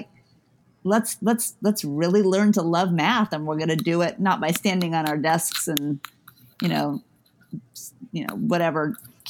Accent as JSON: {"language": "English", "region": "New Mexico", "country": "United States", "tie": "born or raised there", "said": "I grew up in New Mexico, and it was a very big cultural sort of very popular culture in Albuquerque as well"}